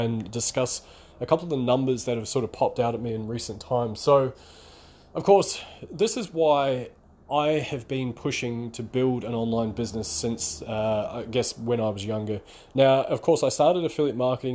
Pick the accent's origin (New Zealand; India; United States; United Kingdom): New Zealand; now in Melbourne, Australia; I'm based out of Melbourne, Australia, by the way, and although I'm from New Zealand originally, I've been in Australia for around about 15 years